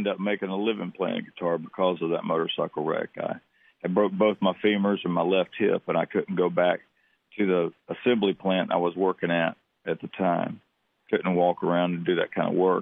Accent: Atlanta, Georgia, United States; moved away as an adult; also born or lived in Aiken, South Carolina / Athens, Georgia; now in Nashville, United States; I'm from Aiken, South Carolina. And I moved to our family moved to Atlanta, Georgia when I was 8 years old. And I lived a lot of my life there.

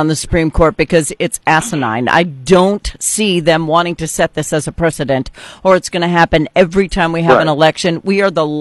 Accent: North Dakota, United States; now in Missouri, United States; I'm originally from North Dakota, in Missouri now

